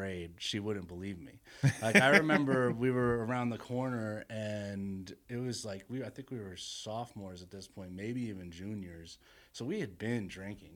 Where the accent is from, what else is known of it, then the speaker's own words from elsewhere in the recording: New York, United States; moved away as an adult; also born or lived in Virginia / Washington, D.C.; now in Denver, United States; I'm a New Yorker